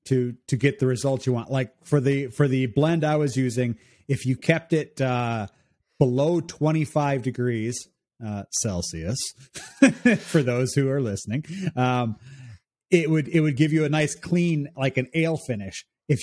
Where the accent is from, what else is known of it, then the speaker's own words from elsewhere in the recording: Chicago, Illinois, United States; I'm actually from north of Chicago, northwest of Chicago, but that's the closest city that anybody knows.